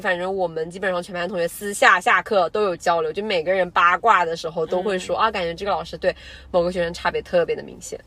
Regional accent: China; 我们嗯。中国人

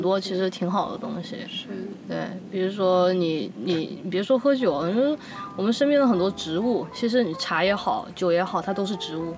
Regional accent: China; 作为中国人

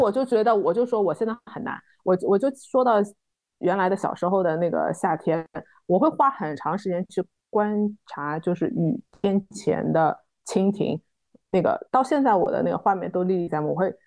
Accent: Shanghai, China; 我们自己在上海长大的这一代的弄堂的很多纳凉技艺

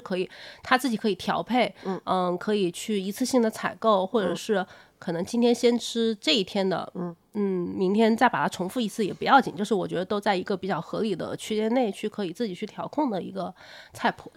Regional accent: Changsha, Hunan, China; now in Beijing, China; 我以前我是长沙人嘛，嗯。然后我住到北京之后

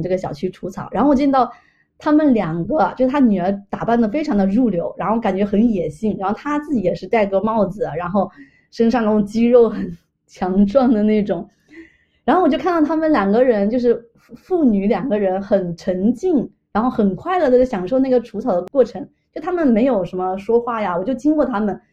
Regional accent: China; also born or lived in Montreal, Canada; now in Toronto, Canada; 我作为一个中国人

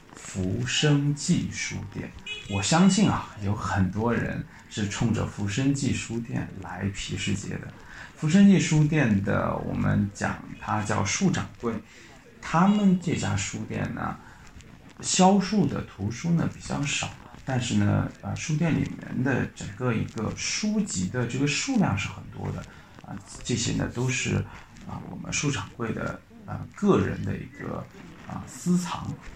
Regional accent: Yangzhou, Jiangsu, China; accent: Yangzhou dialect; 我们扬州话叫“落”

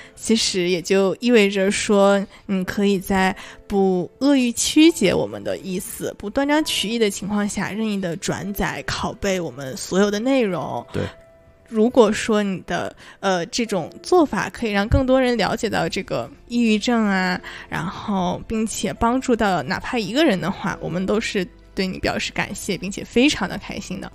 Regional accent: Northeast China, China; accent: Northeastern (Dongbei); 用我们东北话说

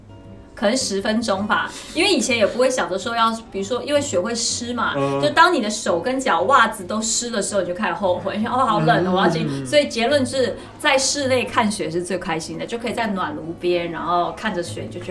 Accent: South China, China; 我觉得很多人因为我是南方人嘛，所以大家最常，比如就每次下雪，大家就会说，哎呀，是不是没见过雪啊？

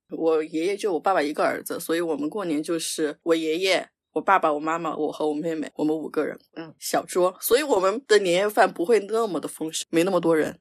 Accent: Sichuan, China; 所以大家应该能猜出来我是四川人

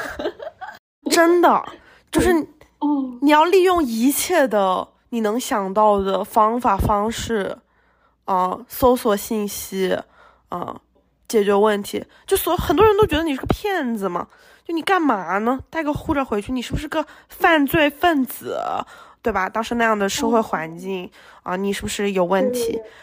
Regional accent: Shenzhen, Guangdong, China; moved away as an adult; also born or lived in Hong Kong; now in United States; 反正也离家近，对吧？深圳、香港很近的。嗯，我也会讲粤语

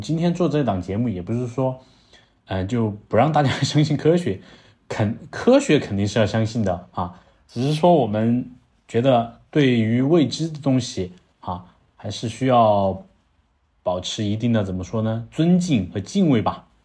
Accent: Langzhong, Sichuan, China; accent: southern; 我的老家，啊，阆中

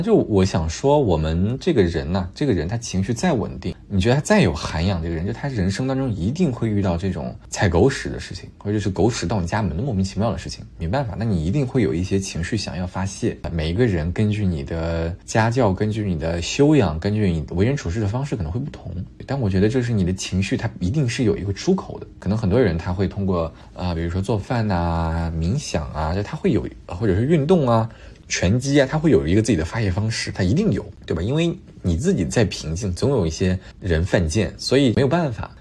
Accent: China; 我们作为中国人

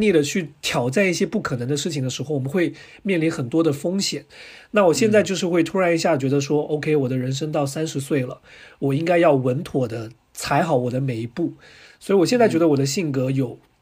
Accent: Guangdong, China; also born or lived in Anhui, China; 我是广东人，听我口音就知道了

